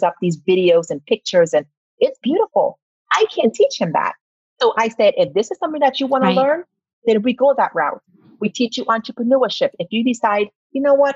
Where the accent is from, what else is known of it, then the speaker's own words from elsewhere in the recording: Trinidad & Tobago; now in Arizona, United States; I'm from Trinidad and Tobago. So having ADHD is not something that was diagnosed back then.